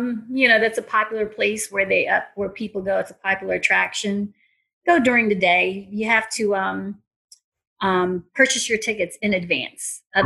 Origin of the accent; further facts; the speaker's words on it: Philippines; moved away; I'm from the Philippines. Okay. So, Philippines, in the 80s, I mean, it's still considered a third world country, but I came from a third world country.